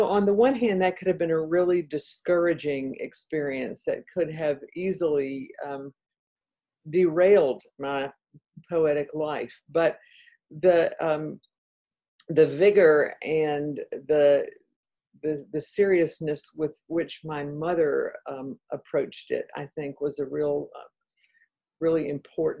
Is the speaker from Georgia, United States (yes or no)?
yes; Atlanta, Georgia, United States; accent: Southern; moved away as an adult; also born or lived in Tennessee / North Carolina; now in Virginia, United States; I am a Southerner, as you probably can tell by my accent. Grew up in Atlanta, Georgia